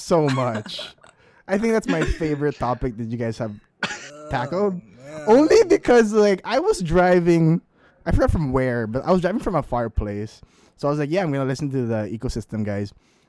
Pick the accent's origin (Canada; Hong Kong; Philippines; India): Philippines; growing up in the Philippines too, like with our culture